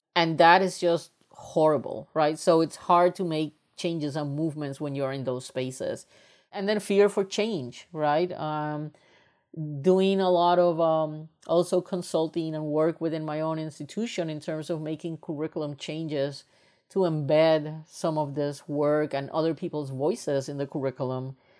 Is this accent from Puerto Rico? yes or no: yes; Puerto Rico; moved away as an adult; also born or lived in United States; I am originally from Puerto Rico, and when I was raised up in Puerto Rico, I come from a very privileged family.